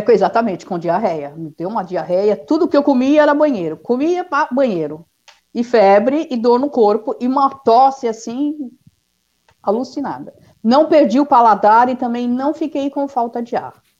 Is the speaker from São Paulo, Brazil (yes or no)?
yes; São Paulo, Brazil; Eu sou de São Paulo. É. Sou natural aqui de São Paulo.